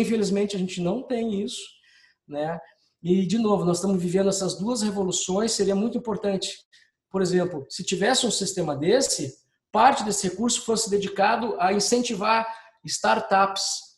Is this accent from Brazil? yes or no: yes; Brazil; como brasileiro e funcionário de uma empresa pública